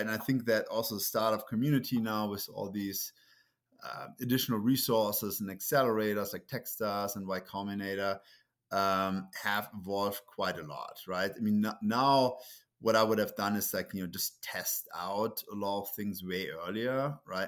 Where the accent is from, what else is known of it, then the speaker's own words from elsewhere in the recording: Germany; English is a second language; moved away as an adult; also born or lived in Munich; now in United States; it's Germany, right? So, that's where I grew up